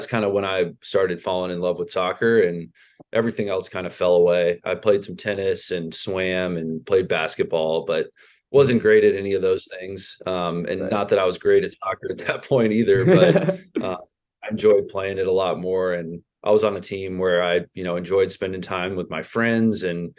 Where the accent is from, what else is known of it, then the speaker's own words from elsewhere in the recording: Atlanta, Georgia, United States; I'm from the Atlanta area, grew up playing for a small club around there